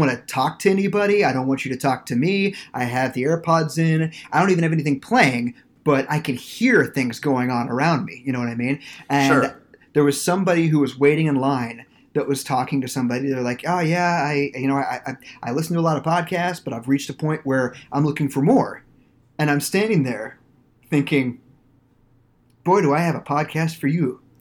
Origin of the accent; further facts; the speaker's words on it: Norwich, Kansas, United States; now in St. Petersburg, United States; There was a place in Norwich, Kansas, where I went to high school. It's pretty much my hometown.